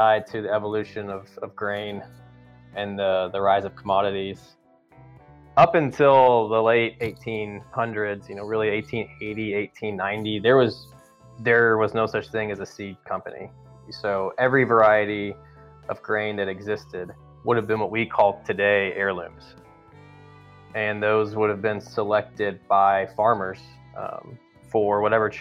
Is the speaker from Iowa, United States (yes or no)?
no; Louisville, Kentucky, United States; moved away as an adult; now in Texas, United States; I grew up in Kentucky, from Louisville, Kentucky